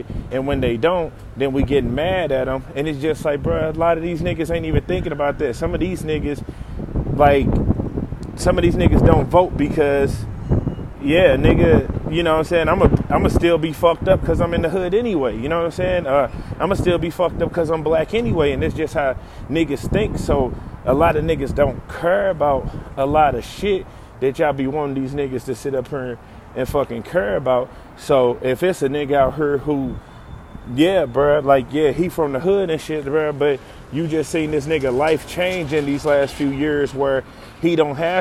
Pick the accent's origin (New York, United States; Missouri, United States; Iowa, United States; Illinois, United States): Missouri, United States; St. Louis; I'm from St. Louis where Ferguson is, and I can tell you that it's a lot of niggas where I'm from